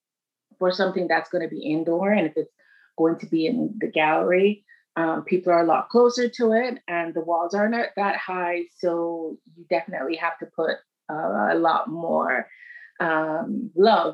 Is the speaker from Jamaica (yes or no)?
yes; Kingston, Jamaica; moved away as an adult; also born or lived in Montreal, Canada; I'm from Kingston. So okay. In the burbs, like a suburbs in Kingston. It was like, I think about it so many times and it just, it was just really wonderful. And it was like, I grew up when, it was like the birth of dance hall